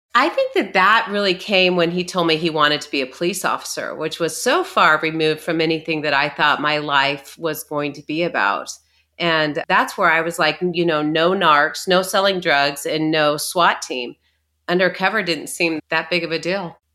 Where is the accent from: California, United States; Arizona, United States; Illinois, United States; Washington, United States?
Arizona, United States; we grew up in, in Arizona